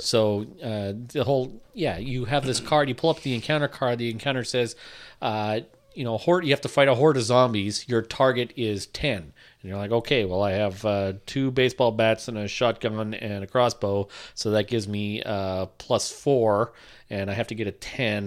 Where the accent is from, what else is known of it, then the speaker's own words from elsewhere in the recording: Sault Ste. Marie, Ontario, Canada; I'm from the Sioux